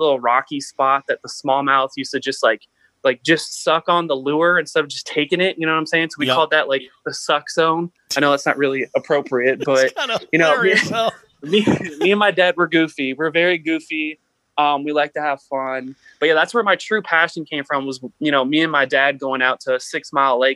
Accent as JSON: {"language": "English", "town": "Mississauga", "region": "Ontario", "country": "Canada", "tie": "born or raised there", "moved": "yes", "said": "I was born in Toronto, Ontario, Canada. I guess Mississauga, technically"}